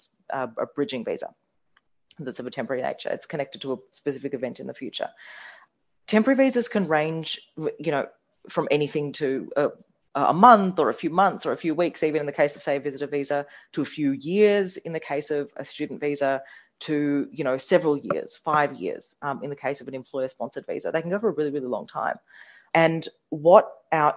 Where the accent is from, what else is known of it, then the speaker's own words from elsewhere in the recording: India; now in Australia; I was born in India.